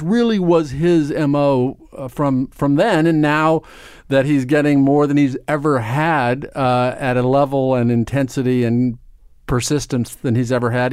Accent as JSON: {"language": "English", "town": "Omaha", "region": "Nebraska", "country": "United States", "tie": "born or raised there", "moved": "as an adult", "lives_now": "New York, United States", "said": "I grew up in Omaha, Nebraska"}